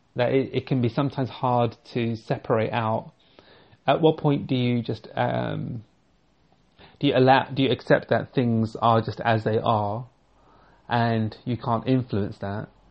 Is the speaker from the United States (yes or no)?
no; United Kingdom; growing up as a British Sikh